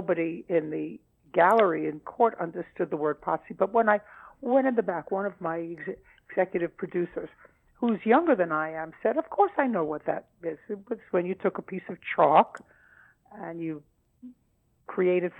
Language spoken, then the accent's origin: English; New York City, New York, United States; now in Los Angeles, United States; as kids growing up in Brooklyn